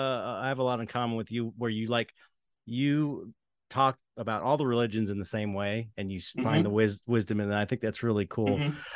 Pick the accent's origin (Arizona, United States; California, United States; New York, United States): California, United States; San Pedro; San Pedro, California.